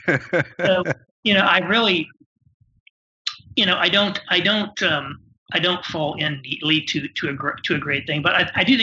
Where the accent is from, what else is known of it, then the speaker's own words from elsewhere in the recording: Indiana, United States; also born or lived in New York / Chicago; now in Indianapolis, United States; I'm from Indiana originally.